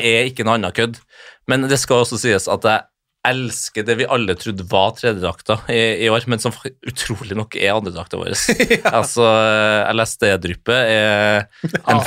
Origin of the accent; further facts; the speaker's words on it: Trondheim, Trøndelag, Norway; jeg er født og oppvokst i Trondheim